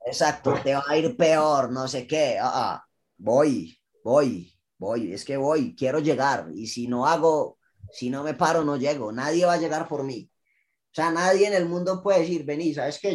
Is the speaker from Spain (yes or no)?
no; Colombia; nosotros crecimos en Colombia con la idea de, ser futbolista